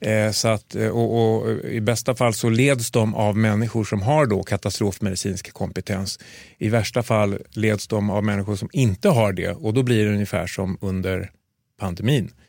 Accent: Sweden; Och då, för, som svensk kirurg, att komma ut, ja, men då blir det liksom krigskirurgi, det blir humanitär verksamhet.

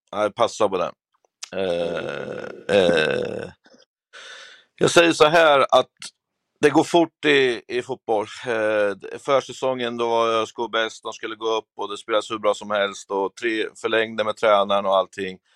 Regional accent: Örebro, Örebro County, Sweden; det är mörkare hemma i Örebro

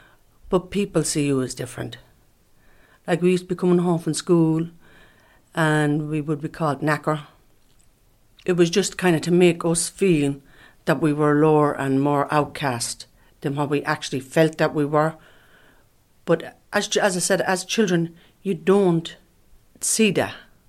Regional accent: Ireland; I'm an Irish traveller woman. I'm 54 years of age.

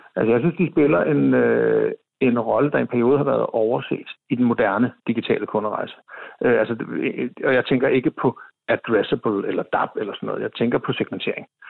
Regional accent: Copenhagen, Capital Region of Denmark, Denmark; jeg er jo københavner

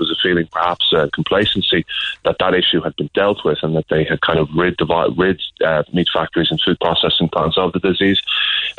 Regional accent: Kildare, Leinster, Ireland; also born or lived in Dublin; I was born in Dublin, but raised in Kildare

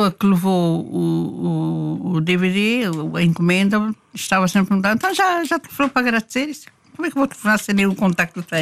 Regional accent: Timor-Leste; born there; Sou luso-timorense.

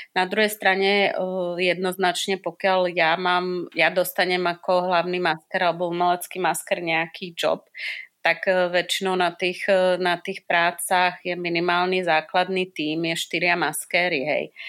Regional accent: Slovakia; now in Czech Republic; ja som taká strašne slovenská

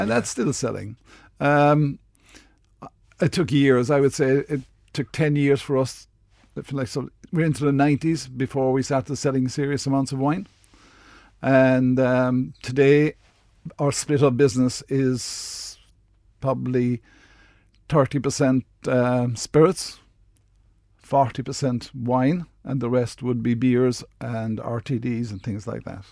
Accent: Midleton, Munster, Ireland; I'm from Middleton

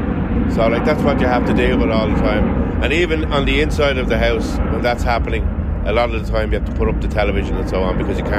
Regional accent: St Margaret's, Leinster, Ireland; I'm from St Margaret's. My wife's from St Margaret's. So this is where we've always lived.

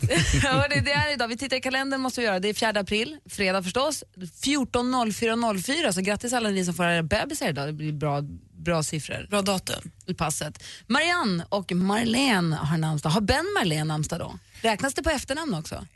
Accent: northern Sweden, Sweden; moved away; norröver där jag kommer ifrån. Men här i alla fall, där jag bor.

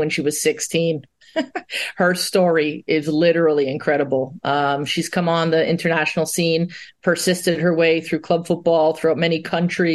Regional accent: Canada

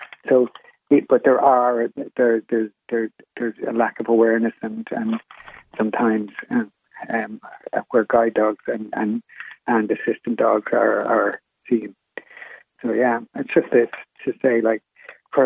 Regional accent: Killarney, Munster, Ireland; not in Killarney, not in my hometown

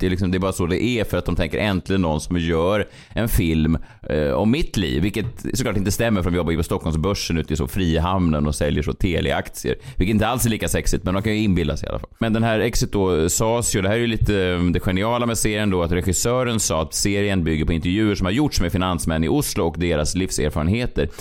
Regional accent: Sweden; som svensk

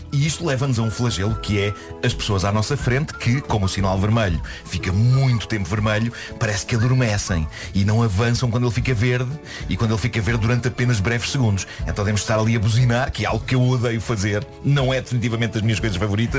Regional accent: Vila do Conde, Norte, Portugal; os bolos da minha infância em Vila do Conde

